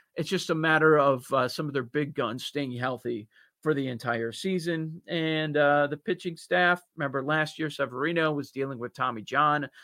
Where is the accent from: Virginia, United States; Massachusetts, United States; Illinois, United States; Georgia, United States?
Illinois, United States; Chicago; I grew up on the North Side.